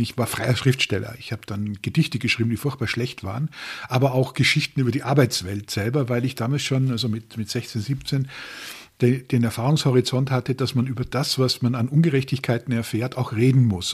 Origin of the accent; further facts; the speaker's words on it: Austria; ich komme aus Österreich und bin in einer Industrieregion aufgewachsen